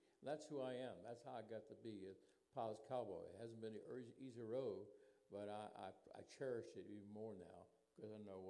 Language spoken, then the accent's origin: English; New Orleans, Louisiana, United States; moved away as an adult; also born or lived in Great Lakes Naval Training Center, Illinois; Then we moved to New Orleans, my mom and her parents, and that's I was raised in New Orleans for first 20 years of my life.